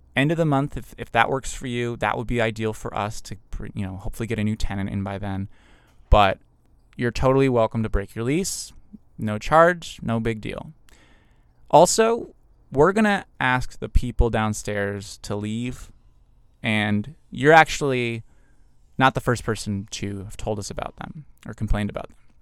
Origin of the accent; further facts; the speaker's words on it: Massachusetts, United States; moved away as an adult; now in Los Angeles, United States; I'm from Massachusetts originally and grew up there for the most part. Moved to Los Angeles two years ago